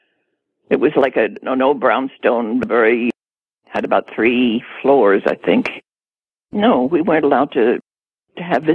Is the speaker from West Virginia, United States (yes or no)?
no; Westchester County, New York, United States; my sister and I lived in Westchester County with my mom